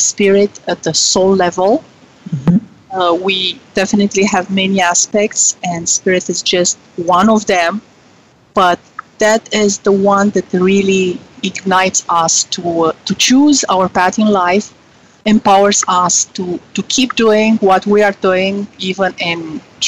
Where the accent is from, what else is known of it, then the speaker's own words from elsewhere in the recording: Romania; moved away as an adult; now in United States; I was born in Romania during communist times